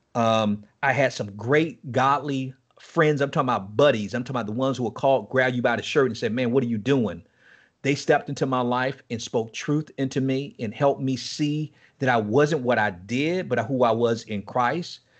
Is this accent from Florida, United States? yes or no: yes; Miami, Florida, United States; moved away as an adult; also born or lived in Nassau, Bahamas; now in Chattanooga, United States; I'm from Miami, Florida. Um, I was born and raised in Miami